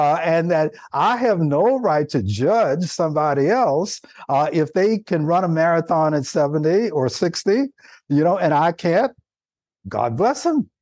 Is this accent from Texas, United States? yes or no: no; Nashville, Tennessee, United States; now in California, United States; I live in the state of California now, and that I grew up in Nashville, Tennessee